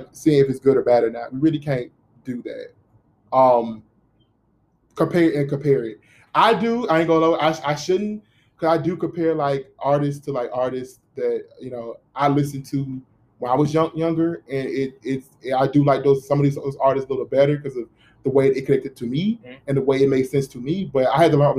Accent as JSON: {"language": "English", "town": "Birmingham", "region": "Alabama", "country": "United States", "tie": "born or raised there", "said": "I grew up in Birmingham"}